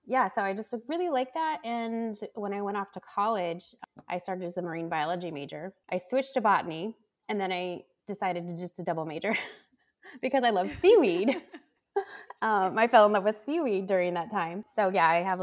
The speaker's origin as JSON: {"language": "English", "region": "California", "country": "United States", "tie": "born or raised there", "said": "I grew up in California"}